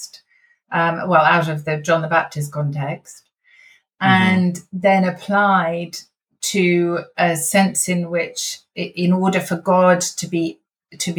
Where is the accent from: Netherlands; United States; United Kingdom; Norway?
United Kingdom; we are British after all